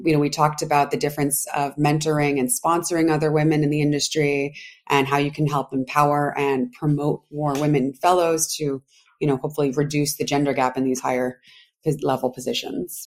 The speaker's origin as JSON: {"language": "English", "town": "Providence", "region": "Rhode Island", "country": "United States", "also_born_or_lived": "Washington, District of Columbia, United States / New York", "moved": "as an adult", "said": "I'm from Providence, Rhode Island. So originally Rhodey"}